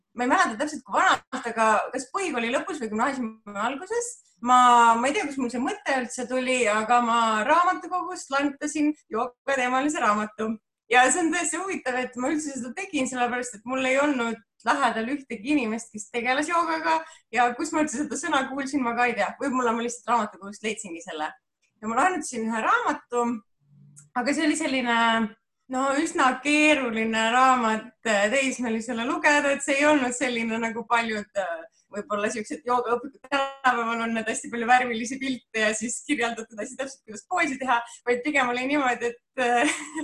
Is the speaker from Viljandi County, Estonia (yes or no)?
yes; Viljandi, Viljandi County, Estonia; ma olen pärit äh, Viljandist